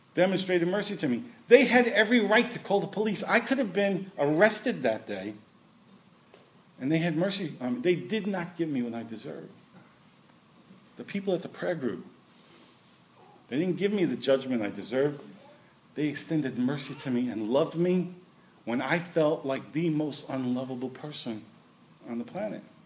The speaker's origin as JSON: {"language": "English", "town": "New York City", "region": "New York", "country": "United States", "tie": "born or raised there", "said": "I grew up in Brooklyn"}